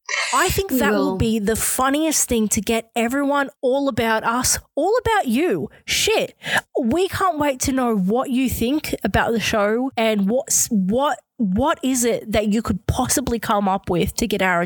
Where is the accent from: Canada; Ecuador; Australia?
Australia; we're Australian.